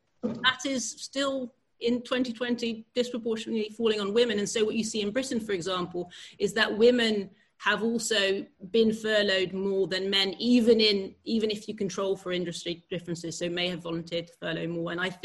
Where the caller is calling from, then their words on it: Netherlands; I'm calling you from the Netherlands